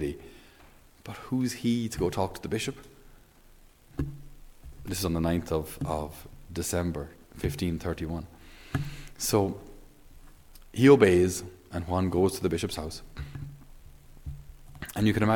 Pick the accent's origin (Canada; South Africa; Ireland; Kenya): Ireland